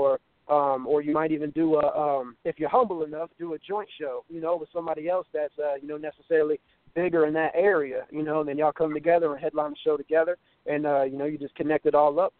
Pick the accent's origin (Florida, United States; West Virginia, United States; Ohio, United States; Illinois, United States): Ohio, United States; I'm from Ohio, man, in a small town called Pickwell.